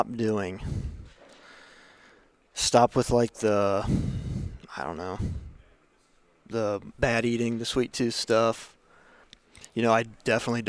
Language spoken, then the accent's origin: English; Butler, Ohio, United States; Butler, Ohio